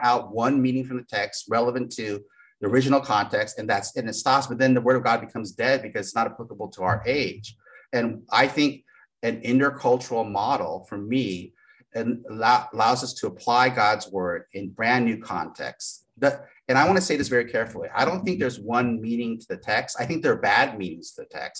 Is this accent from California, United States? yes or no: yes; East Bay, California, United States; also born or lived in Japan; where we lived in East Bay